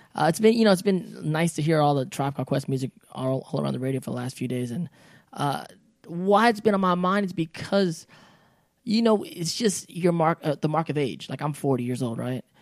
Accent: United States; we grew up in America

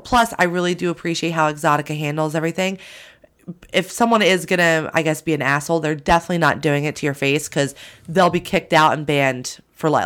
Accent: New Jersey, United States; I'm from Jersey

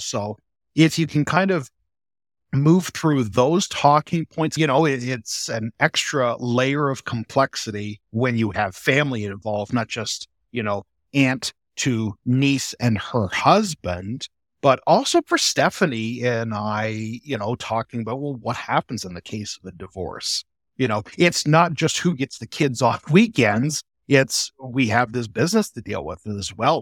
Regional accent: Peterborough County, Ontario, Canada; moved away as an adult; also born or lived in Guelph / London, Ontario; now in Strathroy, Canada; I grew up in Peterborough County, out in the country next to my grandparents' dairy farm.

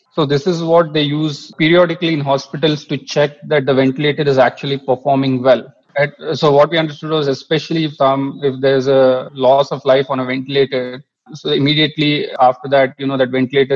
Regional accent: Mangalore, Karnataka, India; when I was a kid growing up in Mangalore

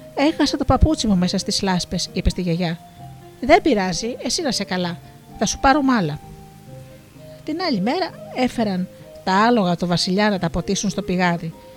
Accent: Missolonghi, West Greece, Greece; εγώ κατάγομαι από το Μοσολόγγι.

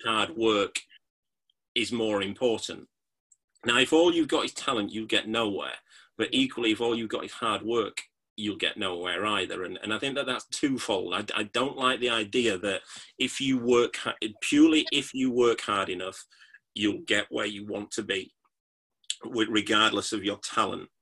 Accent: Yorkshire and the Humber, United Kingdom; I'm from Yorkshire.

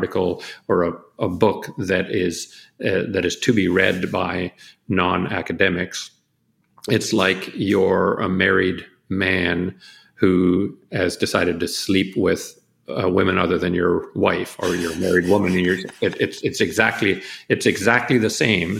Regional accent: Canada; my home country of Canada

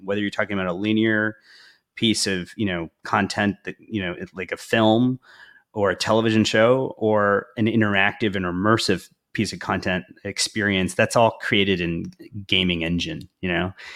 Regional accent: Houston, Texas, United States; moved away as an adult; also born or lived in India / Madrid / Paris / London; I was born in India, grew up in the United States, uh, grew up in Houston, uh, went to Rice University in Houston

